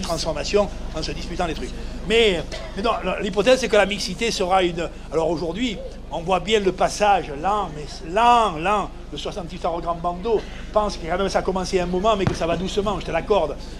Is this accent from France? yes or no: yes; Provence-Alpes-Côte d'Azur, France; moved away; also born or lived in Vannes; je suis enfant de Provence, fils immigré espagnol